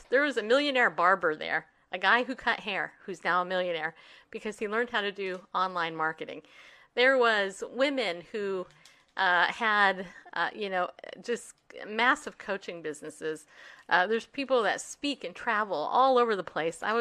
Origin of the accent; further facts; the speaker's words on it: Northeast, United States; the fact that I say onion the way that I say onion shows you I'm from Northeast, right?